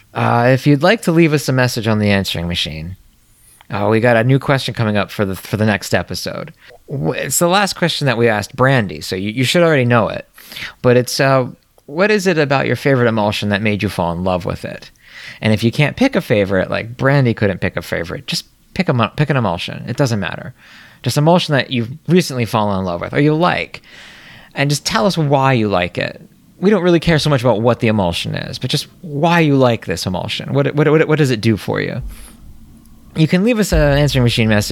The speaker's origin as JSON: {"language": "English", "country": "United States", "said": "As an American"}